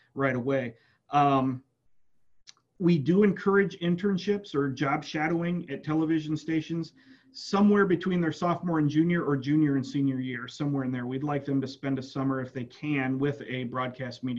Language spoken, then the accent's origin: English; West Central Illinois, United States; moved away as an adult; now in Starkville, United States; I'm from West Central Illinois. My undergraduate degree is from Western Illinois University in meteorology.